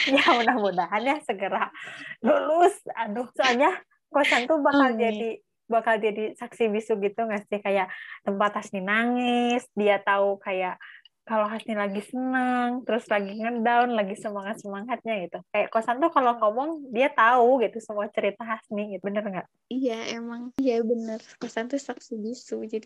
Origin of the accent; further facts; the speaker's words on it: Lembang, West Java, Indonesia; Mohon maaf, aku bukan orang Bandung, Lembang tempatnya